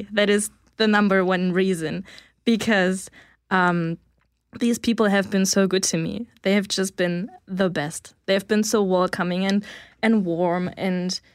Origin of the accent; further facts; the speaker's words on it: Hamburg, Germany; moved away as an adult; also born or lived in Canada; now in Bulgaria; I will go back to Hamburg, Germany, because that's where I grew up and that's, my hometown.